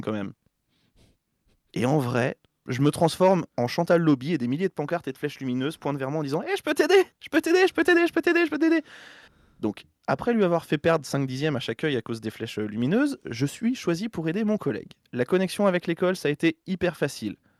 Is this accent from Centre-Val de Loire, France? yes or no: yes; Berry, Centre-Val de Loire, France; je viens du Berry